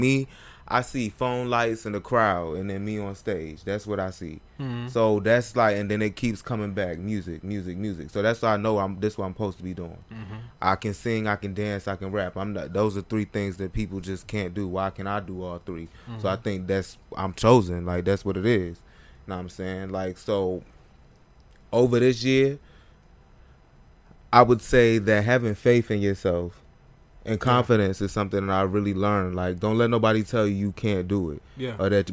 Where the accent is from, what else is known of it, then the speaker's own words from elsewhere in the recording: Raleigh, North Carolina, United States; also born or lived in Baltimore; So Raleigh. That's where I'm from